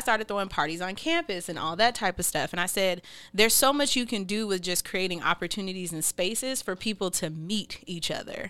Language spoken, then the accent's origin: English; Seattle, Washington, United States; I'm from Seattle and you know, I'll probably be here who knows how much longer, but probably a while